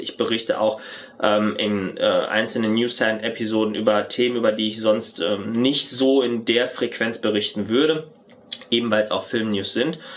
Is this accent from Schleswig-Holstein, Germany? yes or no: no; North Rhine-Westphalia, Germany; moved away as an adult; gebürtiger Westfale